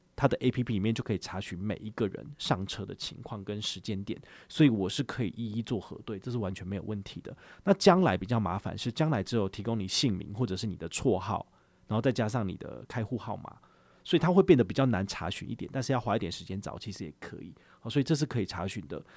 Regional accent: Taiwan; 我们台湾人最喜欢做的事情

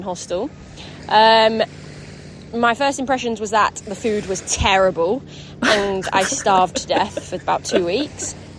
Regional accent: Harrogate, Yorkshire and the Humber, United Kingdom; I'm from England in a town called Harrogate, which is in the north of England.

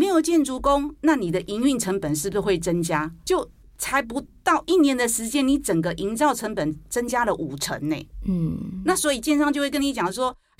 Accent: Taiwan; 那你想想看，为什么我们还维持在一万七？因为我们台湾人很有信心啊。

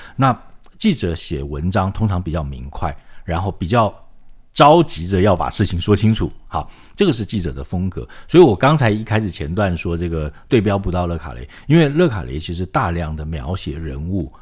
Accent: Taiwan; 我是这个， 这个眷村长大的这个孩子哈， 我妈是高雄人，但我爸是这个一九四九年滚木党来的

